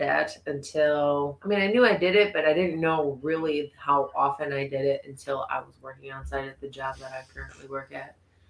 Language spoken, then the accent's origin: English; Corning, New York, United States; I was from Corning, so.